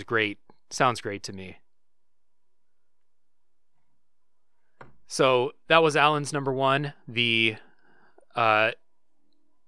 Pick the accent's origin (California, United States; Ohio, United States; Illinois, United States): Ohio, United States; Troy; moved away as an adult; now in South Korea; going to Ohio, going to my hometown.